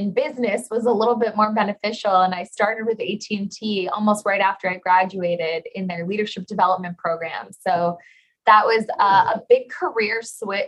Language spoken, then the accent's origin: English; McAllen, Texas, United States; also born or lived in Idaho / San Antonio, Texas; I'm from McAllen, Texas, so a born and raised Texan.